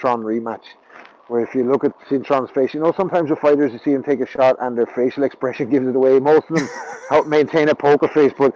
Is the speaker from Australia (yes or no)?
no; Ireland; I'm Irish